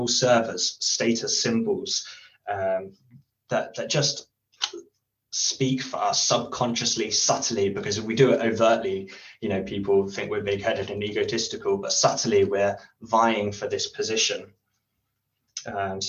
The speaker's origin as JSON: {"language": "English", "country": "United Kingdom", "said": "as a British person who's polite"}